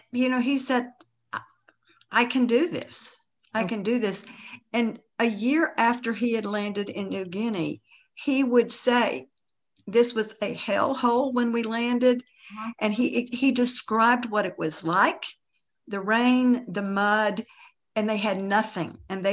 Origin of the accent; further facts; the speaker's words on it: Tennessee, United States; Because again, we're both from East Tennessee, you know, it was relative.